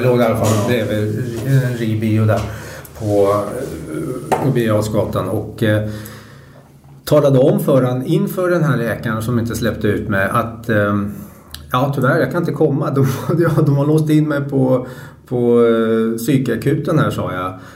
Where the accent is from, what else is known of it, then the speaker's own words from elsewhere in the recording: Sweden; född och uppvuxen i Sverige